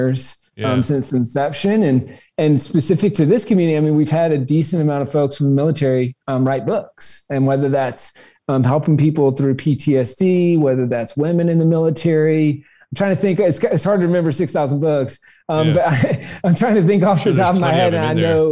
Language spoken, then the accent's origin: English; South Carolina, United States; I grew up in South Carolina